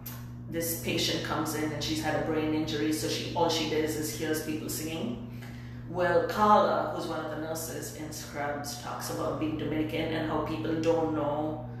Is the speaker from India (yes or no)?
yes; India; first language English; moved away; I was born and raised in India and I only speak English